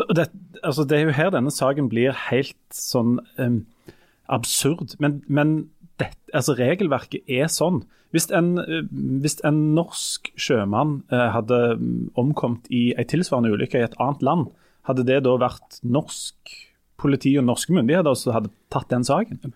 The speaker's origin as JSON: {"language": "Norwegian", "area": "Jæren", "region": "Rogaland", "country": "Norway", "said": "Vi fra Jæren"}